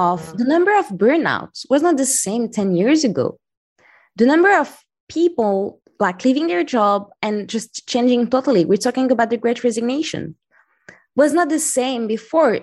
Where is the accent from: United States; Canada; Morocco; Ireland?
Morocco; moved away as an adult; also born or lived in France / London / Taipei / Paris; now in Valencia, Spain; I grew up in Morocco